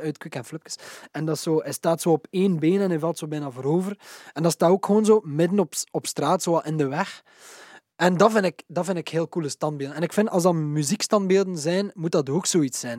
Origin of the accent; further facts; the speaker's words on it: Waregem, Flanders, Belgium; Waregem, dus mijn ouders woonden in Waregem, onze studio is in Waregem